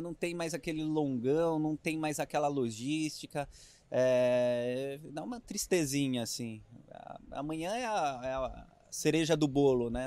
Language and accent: Portuguese; Itapuí, São Paulo, Brazil; accent: caipira; eu sou caipira, né? Eu sou do interior, eu sou de Itapuí, é perto de Jaú, Bauru.